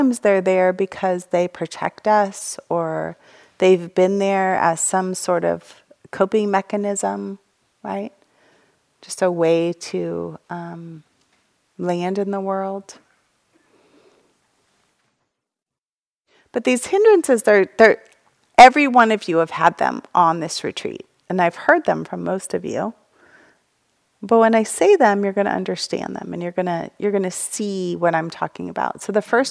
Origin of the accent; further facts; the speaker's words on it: United States; I'm an American